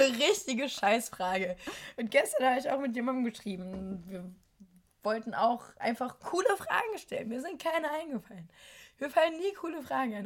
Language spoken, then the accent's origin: German; Germany; moved away as an adult; now in Berlin, Germany; meine Heimatstadt